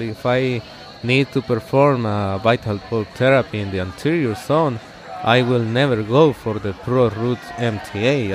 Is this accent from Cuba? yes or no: no; Guatemala; the first op- office that I opened was in my hometown. It's a small town in Guatemala